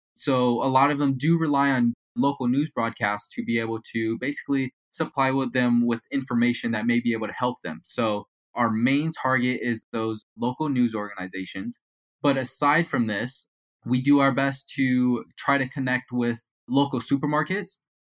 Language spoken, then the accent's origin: English; Las Vegas, Nevada, United States; also born or lived in Reno, Nevada; I am from Las Vegas, Nevada